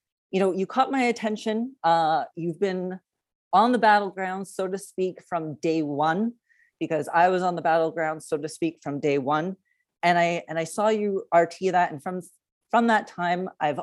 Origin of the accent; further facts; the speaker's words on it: Canada; now in United States; I am a Canadian that lives in the United States